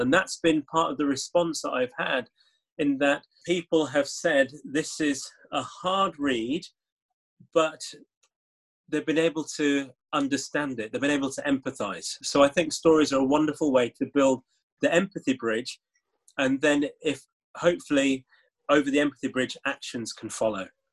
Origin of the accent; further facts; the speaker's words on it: Leeds, Yorkshire and the Humber, United Kingdom; growing up in leeds i thought of myself as someone from leeds a yorkshireman who had caribbean parents